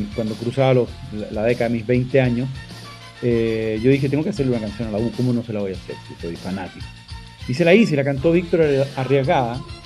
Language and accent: Spanish; Chile; moved away; yo tengo que volver a cantar en mi país